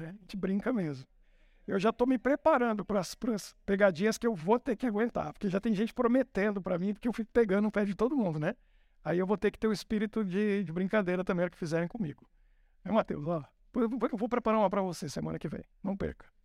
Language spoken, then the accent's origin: Portuguese; São Paulo, Brazil; Porque eu, eu nasci em São Paulo, e em São Paulo a gente não podia brincar na rua. Na minha época já não podia. Era uma loucura.